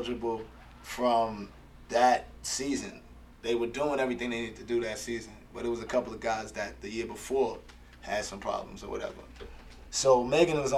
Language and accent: English; New York City, New York, United States; growing up in New York City for me, man, I'm from Washington Heights